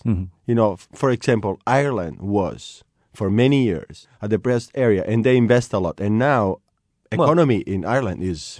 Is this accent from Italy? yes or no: yes; Sicily, Italy